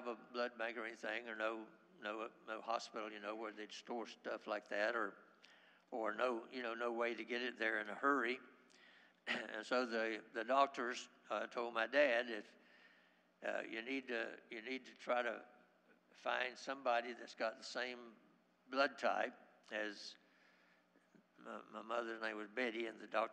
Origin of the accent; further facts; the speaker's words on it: Haines City, Florida, United States; I grew up in Haines City, and back in those days, we didn't have a hospital